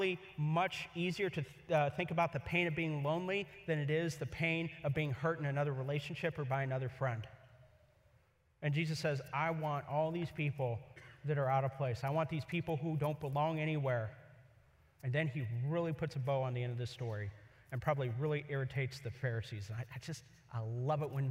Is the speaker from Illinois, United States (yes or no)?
no; Kansas City, Missouri, United States; also born or lived in Columbia, Missouri; now in Los Angeles, United States; I grew up in Columbia and Kansas City, Missouri.